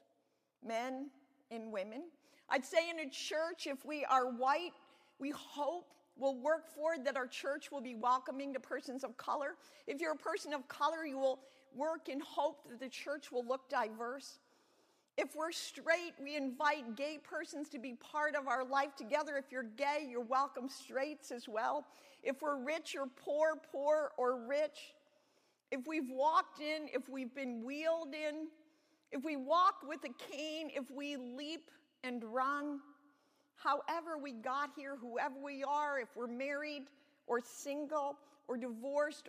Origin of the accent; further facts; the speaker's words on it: Hudson, Ohio, United States; also born or lived in Jamestown; I grew up most of my life since third grade until I graduated from high school in Hudson, Ohio, which is a suburb in between Akron and Cleveland